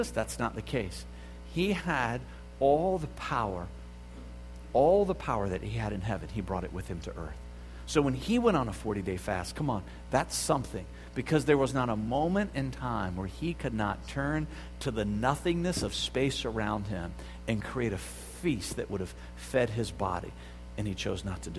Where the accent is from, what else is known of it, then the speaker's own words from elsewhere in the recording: the South, United States; I grew up in the South